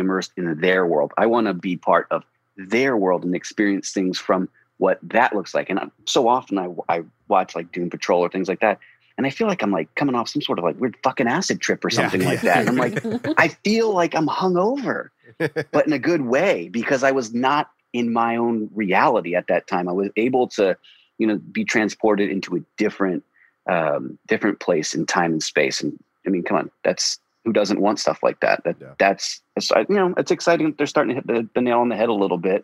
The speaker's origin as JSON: {"language": "English", "country": "United States", "tie": "born or raised there", "said": "I grew up outside of Washington, D.C."}